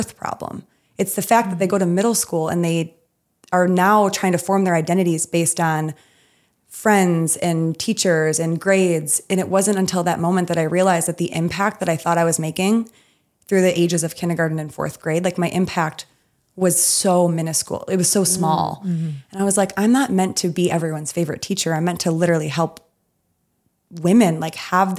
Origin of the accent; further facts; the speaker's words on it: Midwest, United States; I'm from the Midwest